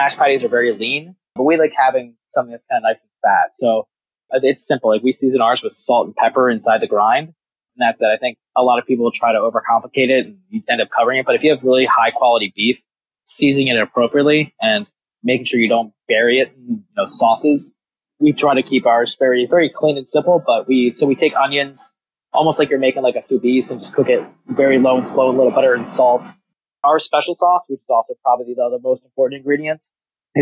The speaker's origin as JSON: {"language": "English", "region": "Maryland", "country": "United States", "said": "I'm from Maryland"}